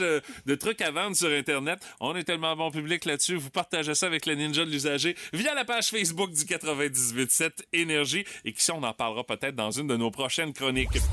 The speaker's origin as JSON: {"language": "French", "region": "Quebec", "country": "Canada"}